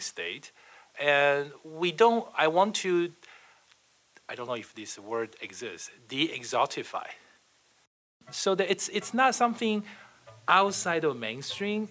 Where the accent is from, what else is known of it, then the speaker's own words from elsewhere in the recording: Taiwan; moved away as an adult; also born or lived in Taipei; now in United States; I'm originally from Taiwan